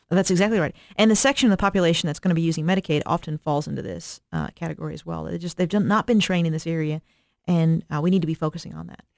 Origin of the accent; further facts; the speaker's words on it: Eastern Kentucky, United States; I'm from Eastern Kentucky, so I'm from a, a rural Appalachian area